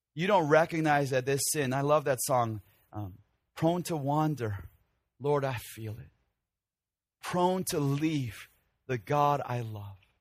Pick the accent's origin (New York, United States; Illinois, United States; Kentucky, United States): Illinois, United States; Chicago; moved away; when I was growing up in the Korean church of Chicago